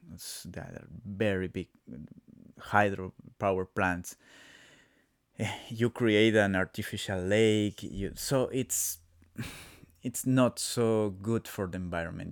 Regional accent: Quito, Pichincha, Ecuador; first language Spanish; English is a second language; Ah, I come from Ecuador. I come from Quito, the, the capital city of my country

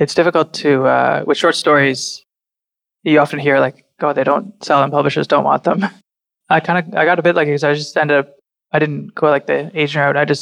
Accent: Burlington, Ontario, Canada; now in Toronto, Canada; Burlington will always be my hometown

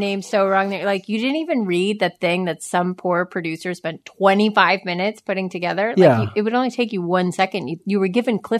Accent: New York, United States; I'm from New York.

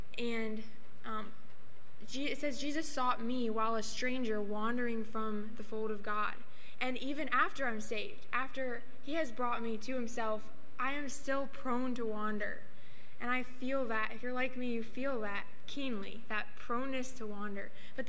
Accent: Whitewater, Wisconsin, United States; I'm from Whitewater, Wisconsin

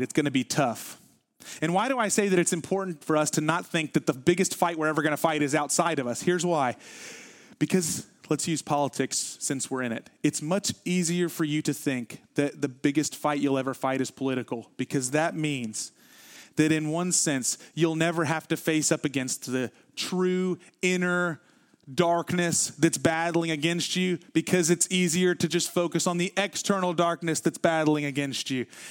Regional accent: the South, United States; I grew up in the South.

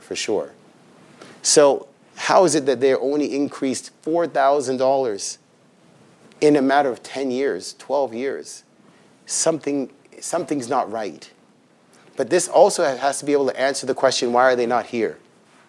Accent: Toronto, Ontario, Canada; also born or lived in Regent Park, Toronto / Scarborough, Toronto; I grew up in Ontario housing, so I know it's called something different now, but there is Ontario housing and Ontario housing units in Toronto

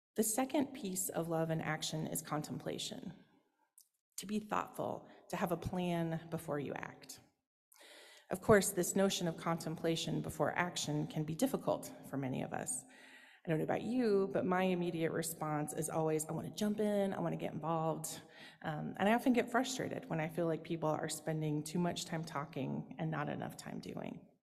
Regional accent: Oklahoma, United States; now in Massachusetts, United States; I'm originally from Oklahoma

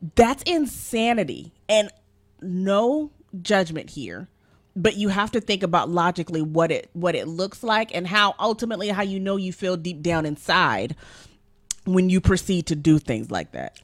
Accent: Nigeria; I'm Nigerian

